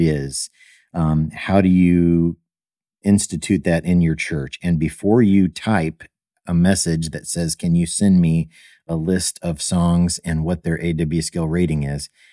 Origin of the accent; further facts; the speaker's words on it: Evansville, Indiana, United States; I grew up in Evansville, Indiana